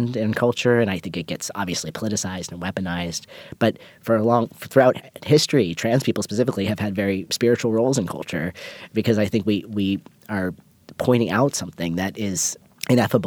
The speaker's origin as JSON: {"language": "English", "area": "hometown near Pittsburgh", "region": "Pennsylvania", "country": "United States", "tie": "born or raised there", "moved": "yes", "said": "I always pass through Pittsburgh, and I always avoid my hometown"}